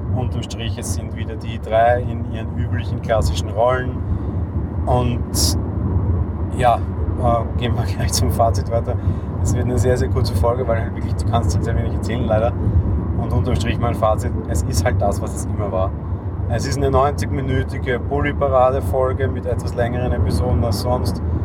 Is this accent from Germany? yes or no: no; Vienna, Austria; ich bin äh, geborener Wiener und in Wien lebender Wiener